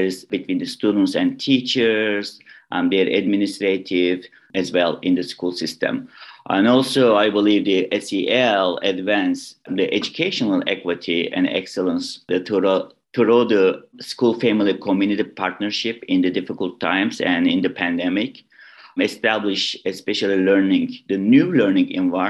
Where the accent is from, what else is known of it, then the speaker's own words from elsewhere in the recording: Istanbul, Turkey; English is a second language; moved away as an adult; also born or lived in Ohio, United States; now in Illinois, United States; I was born in Istanbul, Turkey. I moved to United States 2010 to complete my English language program.